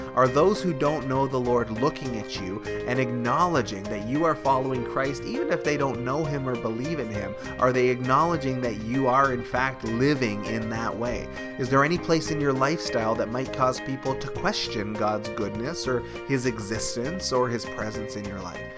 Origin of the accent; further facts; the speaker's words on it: Canada; is a Canadian church, and we are proudly Canadian. We love our country